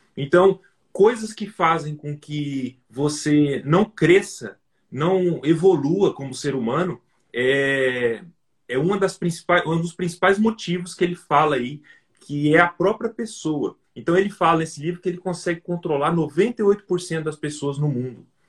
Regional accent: Volta Redonda, Rio de Janeiro, Brazil; moved away; also born or lived in Mato Grosso do Sul; eu nasci no, no Mato Grosso do Sul, sabe? Mas só que quando eu, quando eu tinha dois, três anos Só de idade, meu pai mudou para meu pai mudou para o Rio de Janeiro. Então, eu vivi no Rio de Janeiro durante uns 10, 12 anos da minha vida.

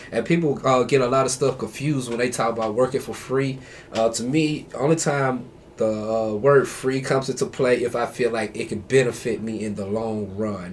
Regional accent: Fairfield, Alabama, United States; now in Huntsville, United States; I'm from Fairfield, Alabama. Uh, I came up here to I came up here to Huntsville about man, I've been here a while mm. since 02

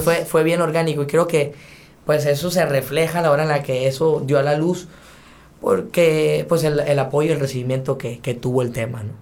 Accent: Sonora, Mexico; soy de Sonora y sangre de ella aquí tengo

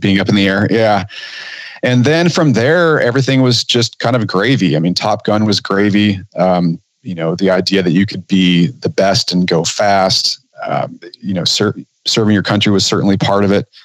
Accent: Southern California, United States; I grew up in Southern California

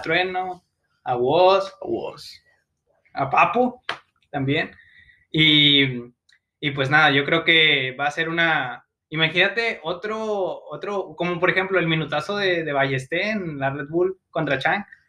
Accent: Mexico; soy mexicano

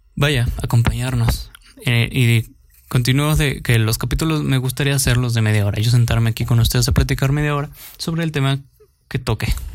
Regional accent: Mexico; soy mexicano

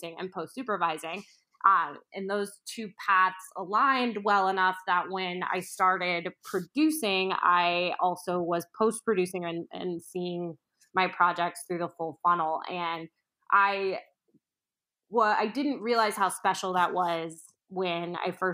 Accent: Orlando, Florida, United States; now in New York, United States; I grew up in the Orlando area right outside of Disney and Universal

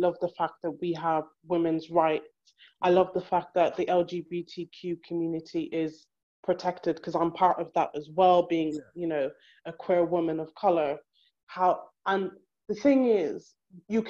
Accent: Ireland; moved away; I may have been raised in Ireland, but I'm Black

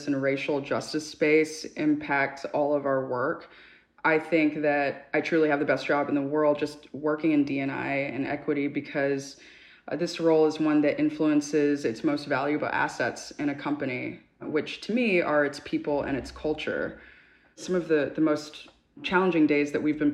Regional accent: Dallas, Texas, United States; moved away as an adult; now in New York City, United States; when I was growing up in Dallas, Texas

